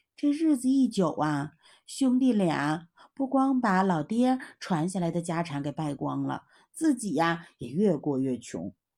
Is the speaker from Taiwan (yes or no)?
no; China; 我们中国人呢，都一直奉行勤俭持家